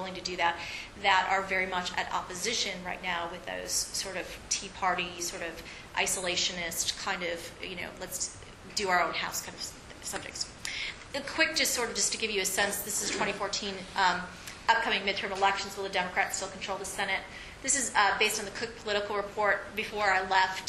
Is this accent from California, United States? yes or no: no; Texas, United States; my home state of Texas